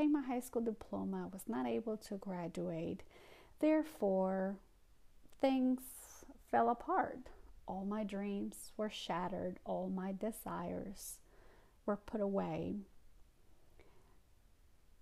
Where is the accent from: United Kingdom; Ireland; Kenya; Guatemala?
Guatemala; English is a second language; also born or lived in New York, United States; now in North Carolina, United States; my immigrant experience, my journey from Guatemala to the United States